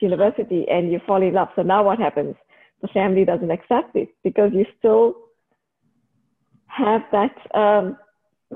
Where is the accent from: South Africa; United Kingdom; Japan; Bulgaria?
South Africa; moved away as an adult; also born or lived in Canberra, Australia; now in Australia; I was brought up, like I grew up in South Africa